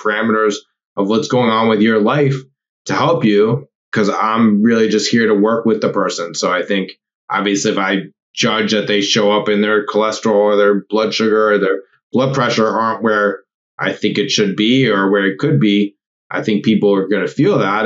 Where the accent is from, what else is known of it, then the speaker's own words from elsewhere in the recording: Los Angeles, California, United States; now in New York, United States; I am from Los Angeles, California originally